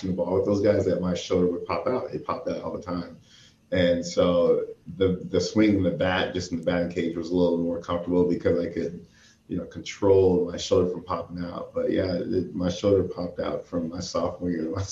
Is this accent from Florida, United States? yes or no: yes; Boca Raton, Florida, United States; moved away as an adult; also born or lived in Corvallis, Oregon; Growing up in Boca Raton, it's probably like 45 minutes north of Miami